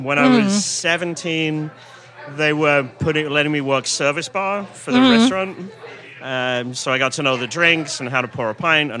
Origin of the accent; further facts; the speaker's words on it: England, United Kingdom; moved away as an adult; now in United States; a pub in my hometown in England.